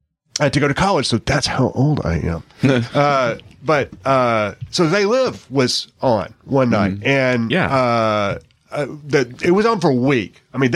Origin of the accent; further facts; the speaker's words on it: McMinnville, Tennessee, United States; like in the small town. I'm from McMinnville, Tennessee, like small mm-hmm. town.